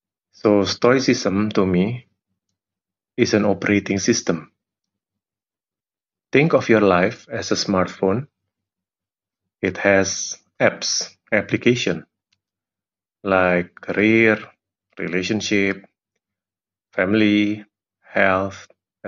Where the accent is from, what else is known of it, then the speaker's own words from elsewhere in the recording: Jakarta, Indonesia; I'm from Jakarta, Indonesia.